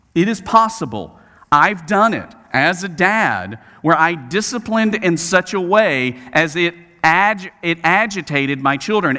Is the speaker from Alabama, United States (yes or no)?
yes; Birmingham, Alabama, United States; I was a youth minister at a church in my hometown of Birmingham, Alabama